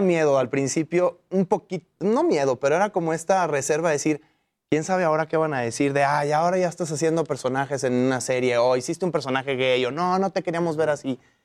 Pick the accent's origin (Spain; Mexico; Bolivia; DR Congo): Mexico; todos somos mexicanos de ahí